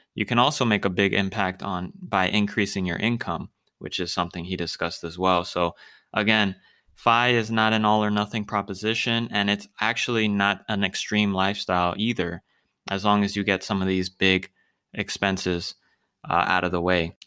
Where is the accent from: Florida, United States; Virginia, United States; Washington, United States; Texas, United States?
Florida, United States; I'm from Florida